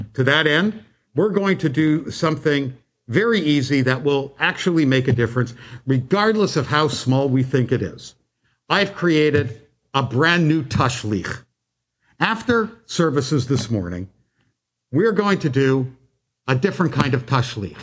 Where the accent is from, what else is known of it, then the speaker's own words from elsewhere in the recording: Canada; When I was growing up in Canada